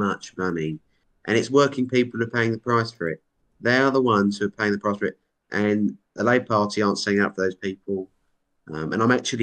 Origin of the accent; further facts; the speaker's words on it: United Kingdom; I'm so proud to be British